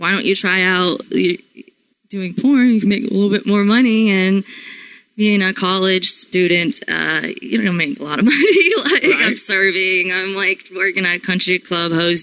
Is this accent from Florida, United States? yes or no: yes; Florida, United States; I'm from Florida